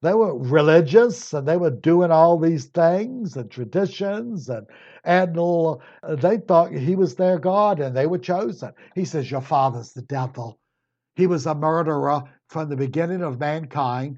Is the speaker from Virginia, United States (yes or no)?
yes; Virginia, United States; I was Virginia